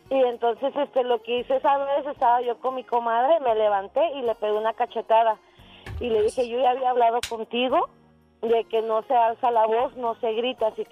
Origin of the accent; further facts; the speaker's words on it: Salamanca, Guanajuato, Mexico; born there; Yo nací en un pueblo allá cerquita de eh, Guanajuato.